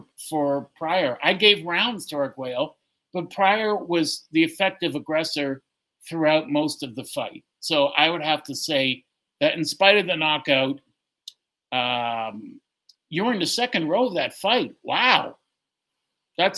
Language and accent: English; Toronto, Ontario, Canada; I said I was from Toronto